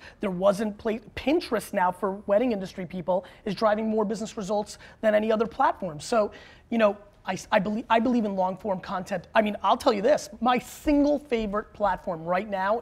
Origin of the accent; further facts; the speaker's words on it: Belarus; now in United States; I was born in Belarus, which is the last dictatorship in Europe.